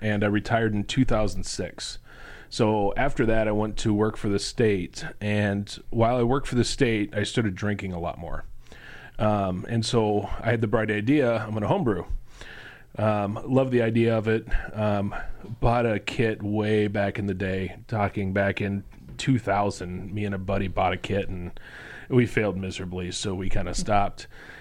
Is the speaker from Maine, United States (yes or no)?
no; Lincoln, Nebraska, United States; Lincoln, born and raised